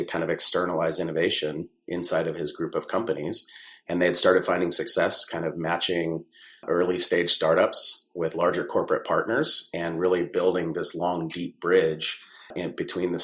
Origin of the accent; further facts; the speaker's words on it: San Diego, California, United States; I grew up mostly in San Diego, California.